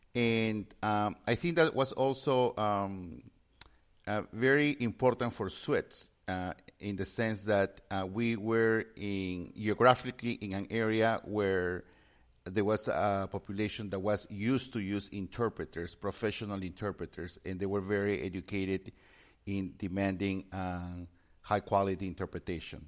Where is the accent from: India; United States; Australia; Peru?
Peru; moved away; I had a strong foundation in Spanish since I was born and raised in Peru.